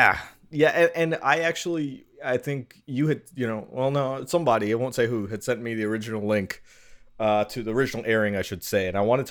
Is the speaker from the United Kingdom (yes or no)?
no; Malaysia; No, I'm Malaysian. I'm right Malaysian. Next door.